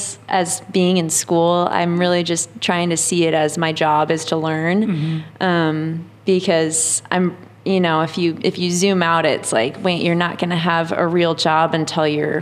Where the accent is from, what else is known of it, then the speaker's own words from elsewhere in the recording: White Bear Lake, Minnesota, United States; moved away as an adult; now in Portland, United States; I'm from White Bear Lake, Minnesota. Grew up there sailing and snowboarding.